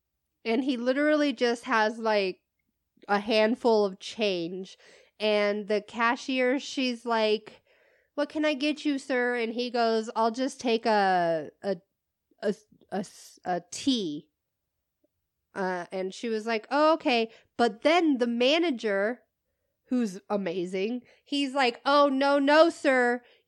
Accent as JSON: {"language": "English", "region": "Midwest", "country": "United States", "lives_now": "Southwest, United States", "said": "we are from the Midwest. I used to live in the Midwest, but now I live in the Southwest, which is totally different, right?"}